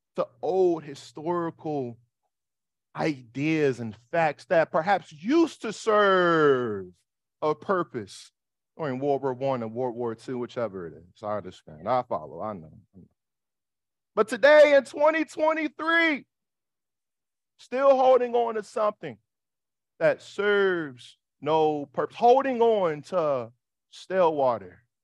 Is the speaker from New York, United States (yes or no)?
yes; New York City, New York, United States; I'm from Harlem.